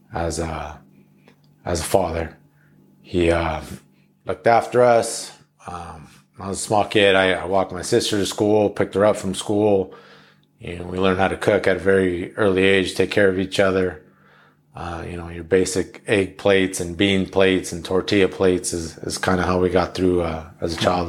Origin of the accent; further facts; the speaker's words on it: Los Angeles, California, United States; I grew up in Los Angeles